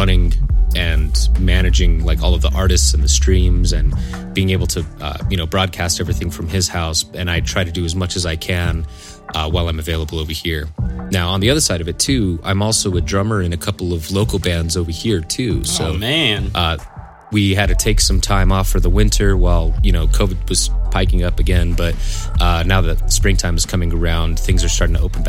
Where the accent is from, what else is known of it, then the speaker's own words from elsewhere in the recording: Santa Fe, New Mexico, United States; also born or lived in Albuquerque, New Mexico; I grew up here in the Santa Fe area, and I'm actually back in Santa Fe right now